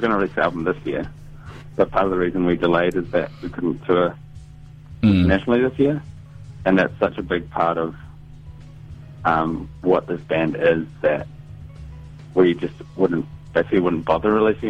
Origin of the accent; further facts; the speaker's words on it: Whanganui, Manawatū-Whanganui, New Zealand; I'm also from Whanganui, which is a small town in North Island.